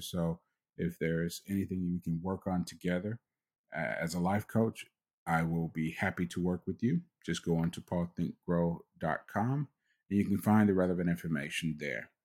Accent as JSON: {"language": "English", "country": "United States", "tie": "born or raised there", "said": "I was born in the United States"}